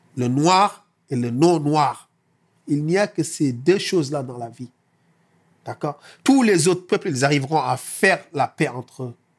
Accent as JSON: {"language": "French", "country": "Senegal", "moved": "yes", "lives_now": "France", "said": "je suis sénégalais"}